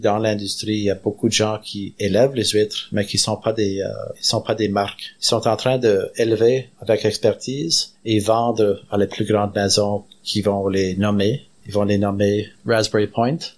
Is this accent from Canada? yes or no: yes; Canada; je suis fier d'être Acadien